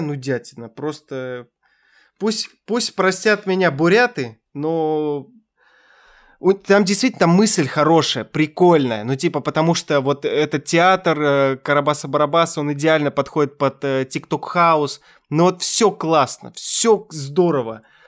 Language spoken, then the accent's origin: Russian; Kazakhstan; я из Казахстана